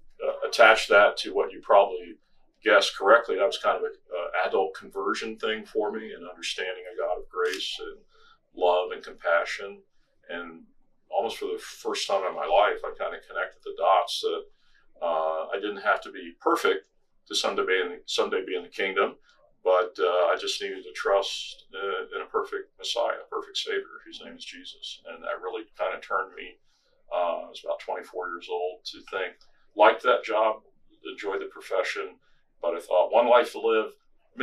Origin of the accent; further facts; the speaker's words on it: Washington, D.C. area, suburban Maryland, United States; I grew up in Washington, D.C. area, Maryland side of D.C.